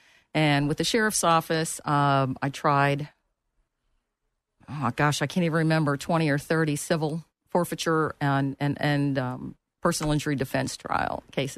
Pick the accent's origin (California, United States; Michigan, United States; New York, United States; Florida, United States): Florida, United States; St. Petersburg; moved away as an adult; also born or lived in Akron, Ohio; now in Orlando, United States; I grew up in St. Petersburg. I was actually born in Akron, Ohio, moved here when I was a child. But I've been here since 1983